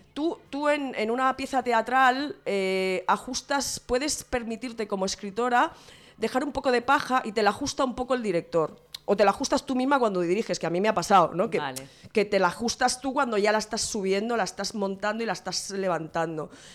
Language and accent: Spanish; Santa Coloma de Gramenet, Catalonia, Spain; tengo un par de talleres en, en mi pueblo, en Santa Coloma de Grabanet